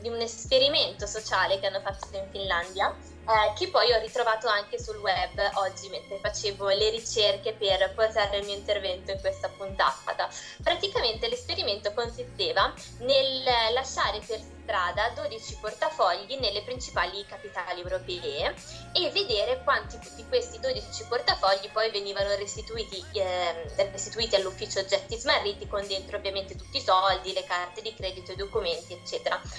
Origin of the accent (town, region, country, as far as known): Italy